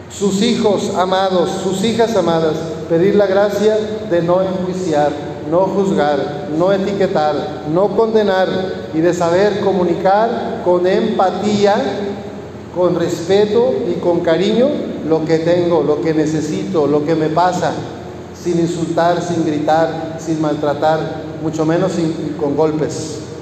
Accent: Mexico; los mexicanos somos hijos de Dios

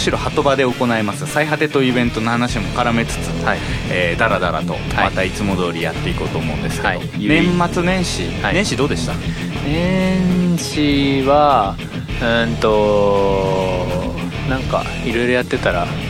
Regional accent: Sapporo, Hokkaido, Japan; moved away as an adult; now in Tokyo, Japan; 生まれも育ちも札幌

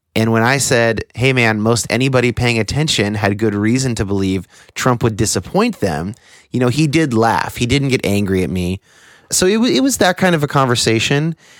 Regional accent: United States; born or raised there

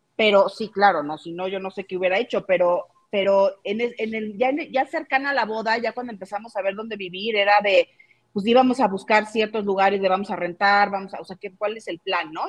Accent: Mexico; soy 100% mexicana, siempre he vivido en México

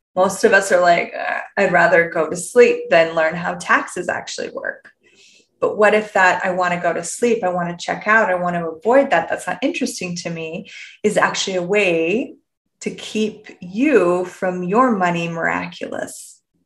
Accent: Canada; I'm from Canada.

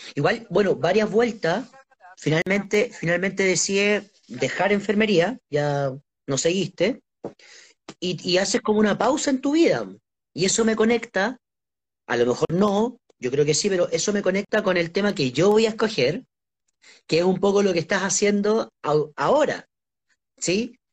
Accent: Santiago, Santiago Metropolitan, Chile; lo que nos dicen a los santiaguinos

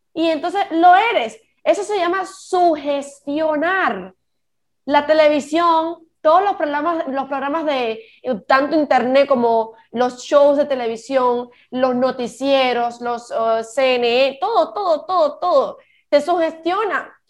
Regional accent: Cuba; moved away; Yo soy cubana y yo no vivo en Cuba

